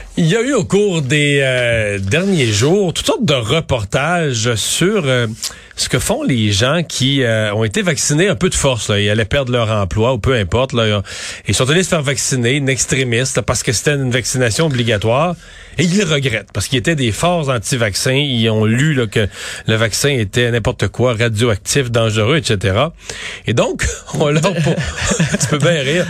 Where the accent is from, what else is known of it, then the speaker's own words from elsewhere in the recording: Quebec, Canada; chez nous au Québec